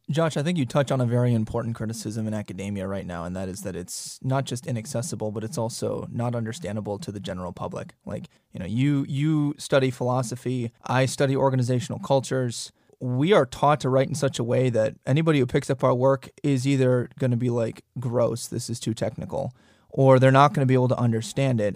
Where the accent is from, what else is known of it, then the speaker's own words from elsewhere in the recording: Wisconsin, United States; also born or lived in Tennessee; now in North Dakota, United States; I was born in Wisconsin